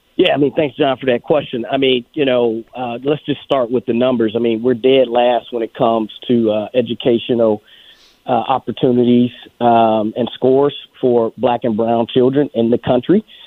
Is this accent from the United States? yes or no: yes; Detroit, Michigan, United States; moved away as an adult; also born or lived in Atlanta, Georgia; now in Virginia, United States; I was raised in Detroit, Michigan